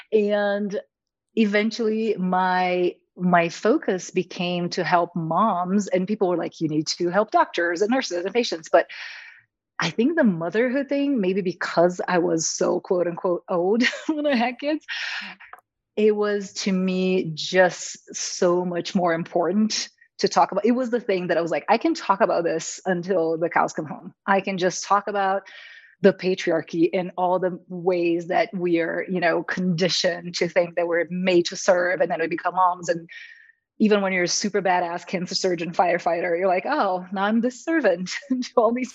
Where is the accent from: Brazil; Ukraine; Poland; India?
Brazil; moved away as an adult; now in United States; I'm from Brazil originally.